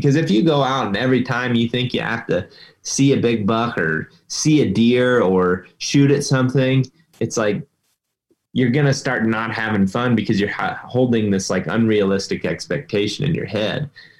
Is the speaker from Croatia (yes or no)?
no; Ohio, United States; I mean, baiting's legal in my home state of Ohio.